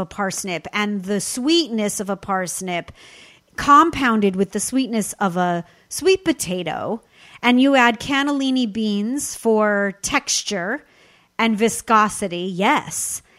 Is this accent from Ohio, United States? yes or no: no; Southern California, United States; I'm born and raised in Southern California